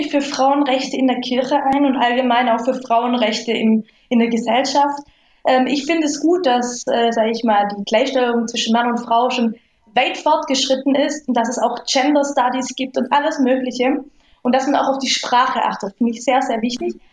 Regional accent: Lake Constance, Germany; also ich bin aufgewachsen am Bodensee jetzt nicht so katholisch.

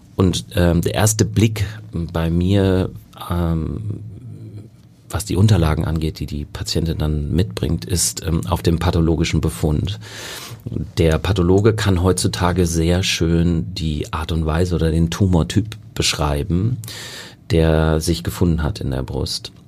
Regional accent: North Rhine-Westphalia, Germany; moved away as an adult; also born or lived in Münster / Kiel / South Africa / England; now in Hamburg, Germany; ich bin ursprünglich Westfale

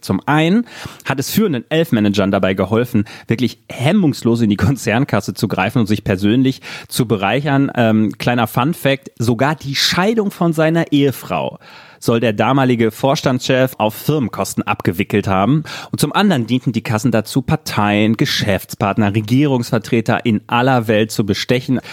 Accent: West Germany, Germany; als Wessi frage ich mich

